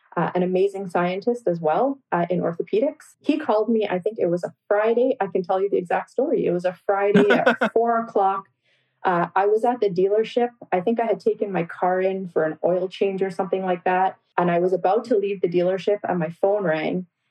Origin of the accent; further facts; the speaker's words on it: Toronto, Ontario, Canada; also born or lived in Guyana; now in Windsor, Canada; I grew up in Scarborough, Ontario. And so my entire life was really spent in the greater Toronto area. However, I was born in Guyana